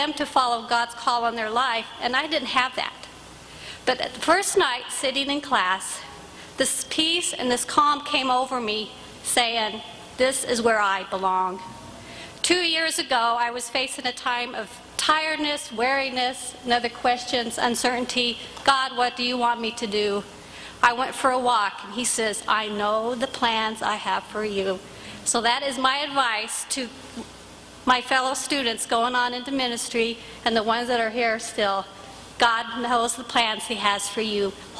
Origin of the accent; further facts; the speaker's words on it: Colorado Springs, Colorado, United States; I was born and raised here in Colorado Springs, Colorado. And NBC was in my own backyard.